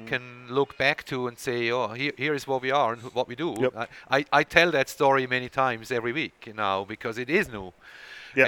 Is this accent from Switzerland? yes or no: yes; Switzerland; English is a second language; moved away; there is a bit of an accent there uh, when I speak, and that's uh, because I was born and raised in Switzerland